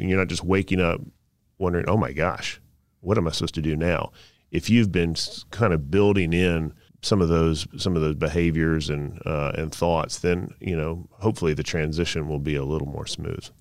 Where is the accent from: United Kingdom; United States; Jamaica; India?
United States; Southern Pines, North Carolina; I grew up in Southern Pines, North Carolina, next to Pinehurst